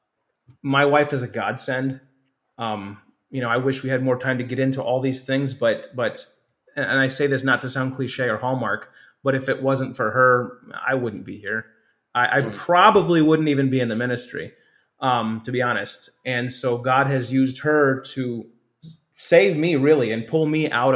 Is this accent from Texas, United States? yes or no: no; Hammond, Indiana, United States; I grew up near First Baptist Hammond